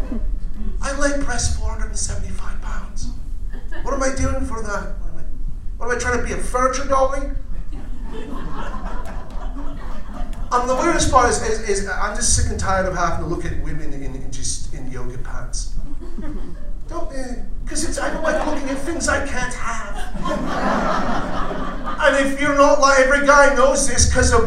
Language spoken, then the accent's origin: English; Scotland, United Kingdom; moved away; I'm Scottish.